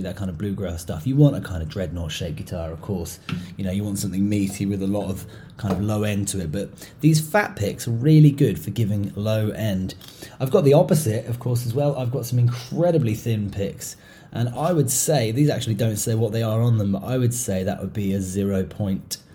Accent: England, United Kingdom; moved away; also born or lived in Europe / Asia; growing up in England and spending a lot of time in countries in Europe and stuff, and then later in Asia

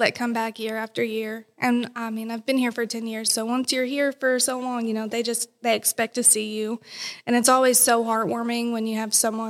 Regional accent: Livingston County, Kentucky, United States; I'm from Livingston.

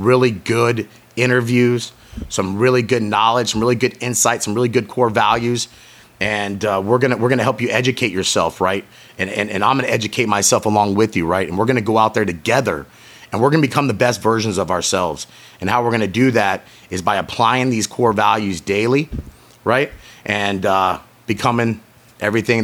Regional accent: St. Petersburg, Florida, United States; my hometown, St. Petersburg, Florida

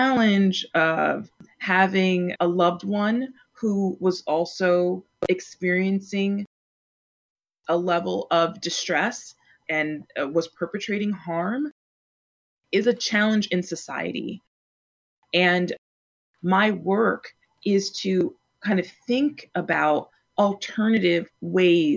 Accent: Plainfield, New Jersey, United States; now in Minneapolis, United States; I'm from Plainfield, New Jersey

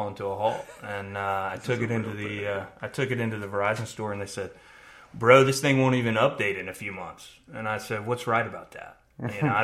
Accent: Birmingham, Alabama, United States; growing up in Alabama and Birmingham in particular

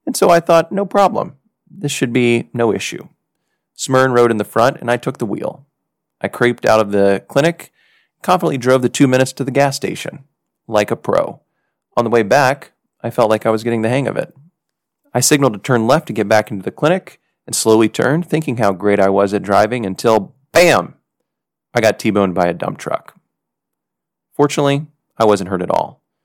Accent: United States; moved away as an adult; now in Haiti

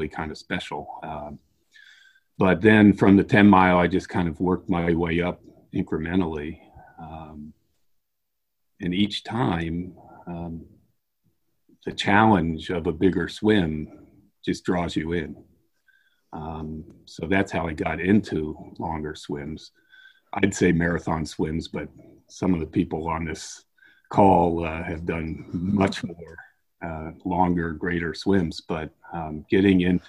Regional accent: Washington, District of Columbia, United States; also born or lived in Virginia; now in Maryland, United States; I was born in Washington, D.C. I've pretty much grown up and stayed in this area my whole life. I live in Maryland now.

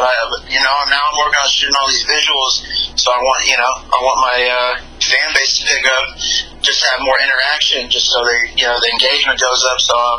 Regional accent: Los Angeles, California, United States; I'm from L.A., you know, on the outskirts. You know, 22 years old.

